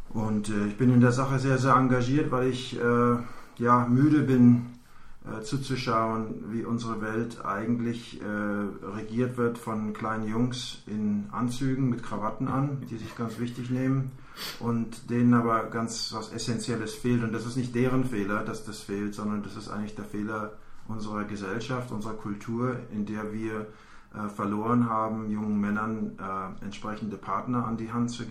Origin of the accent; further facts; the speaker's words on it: Germany; now in United States; ich lebe seit 15 Jahren in den USA. Ich bin eigentlich Deutscher